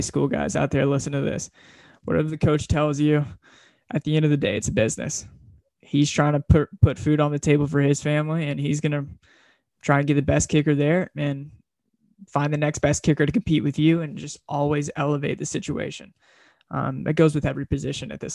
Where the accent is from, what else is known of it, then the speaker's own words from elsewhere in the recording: Dallas, Texas, United States; moved away as an adult; now in Pullman, United States; I'm from Dallas, Texas